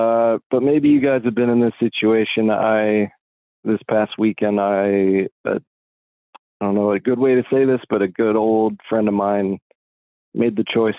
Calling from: Massachusetts, United States; from Western Massachusetts.

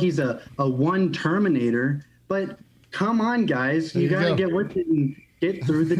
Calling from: Kentucky, United States; I'm calling from Kentucky, land of our fearless leader, Mitch McConnell.

